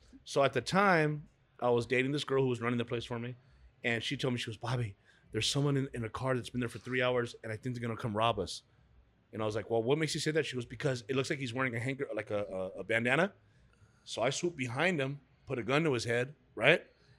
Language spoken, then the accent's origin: English; Huntington Park, California, United States; We're from Huntington Park.